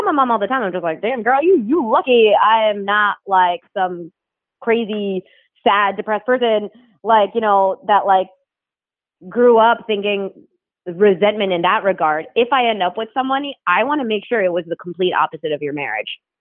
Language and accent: English; New Jersey, United States; I grew up in New Jersey